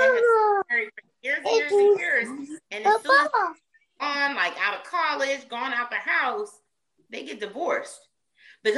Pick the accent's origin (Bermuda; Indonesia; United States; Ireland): United States; New Jersey; now in South Carolina, United States; I'm from Jersey. That's home, right? So South Carolina is not originally home